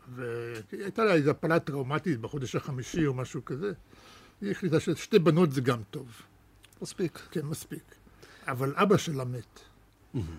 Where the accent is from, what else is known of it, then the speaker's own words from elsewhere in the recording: Netanya, Central District, Israel; Hebrew is a second language; also born or lived in Russia / Germany / Ramat HaShofet; הייתי בן שמונה כשהגענו לארץ